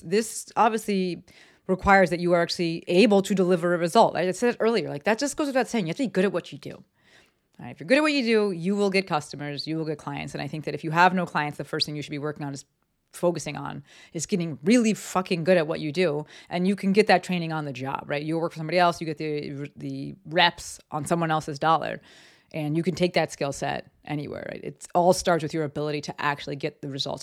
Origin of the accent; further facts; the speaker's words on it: Summit, New Jersey, United States; moved away; I'm from the East Coast, um, and actually my town got, got hit pretty hard in terms of lives lost. Um, a lot of people worked in the towers. I lived in Summit, New Jersey